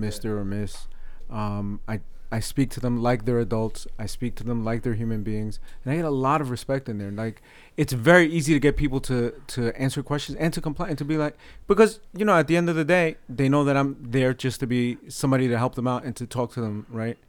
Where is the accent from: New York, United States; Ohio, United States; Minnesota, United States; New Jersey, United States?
New Jersey, United States; Paterson; accent: North Jersey; my North Jersey accent